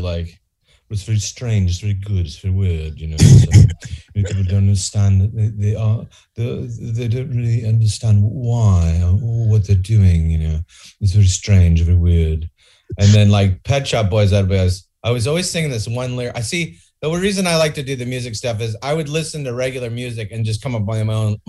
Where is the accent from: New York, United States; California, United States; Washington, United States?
California, United States; Bay Area, East Bay.